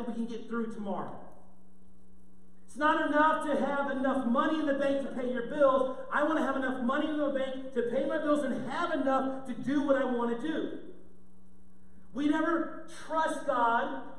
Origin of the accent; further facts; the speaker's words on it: St. Louis, Missouri, United States; I grew up in St. Louis